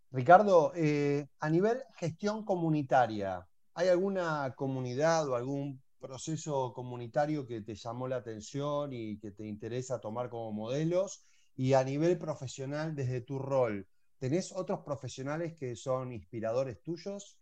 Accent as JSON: {"language": "Spanish", "country": "Argentina", "said": "Vos sos y yo argentino"}